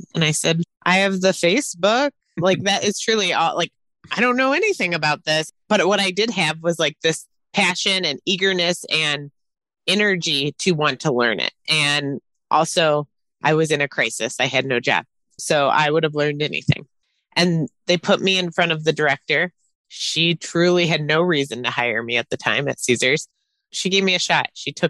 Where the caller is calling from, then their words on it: Milwaukee, Wisconsin, United States; Outside of Milwaukee, Wisconsin, where it's very cold.